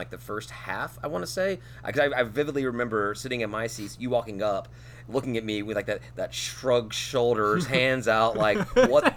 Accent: Memphis, Tennessee, United States; I'm from Tennessee originally, but I grew up in the West Side. I grew up in Memphis

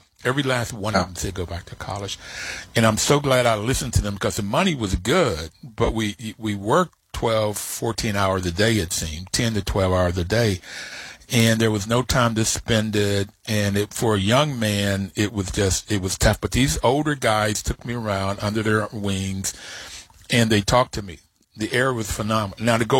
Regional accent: Bluefield, West Virginia, United States; moved away; also born or lived in Detroit, Michigan; I grew up in Bluefield, West Virginia

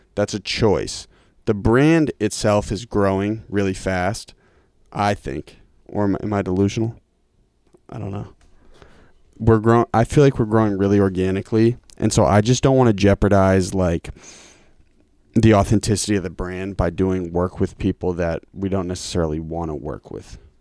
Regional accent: Lincoln, Massachusetts, United States; also born or lived in Cambridge; I spent time in Lincoln. But my schooling was in Lincoln

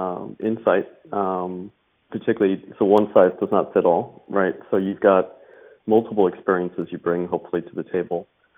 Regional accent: New York, United States; also born or lived in Chiswick / Surrey; In the US, I come from New York originally.

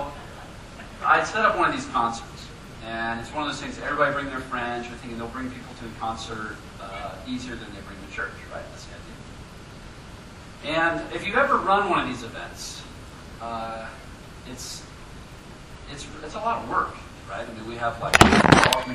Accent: Columbus, Ohio, United States; now in Denver, United States; I'm originally from Columbus, Ohio, home of the Ohio State University.

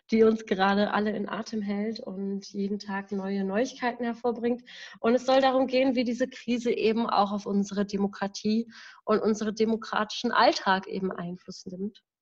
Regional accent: Berlin, Germany; ich komme aus Berlin, ich bin 24 Jahre alt

